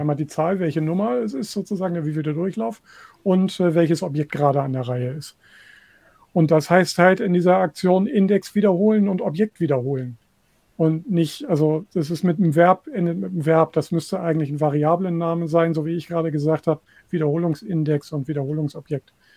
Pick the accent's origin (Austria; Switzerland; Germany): Germany; Hanover, Lower Saxony; in meiner Heimatstadt Hannover hier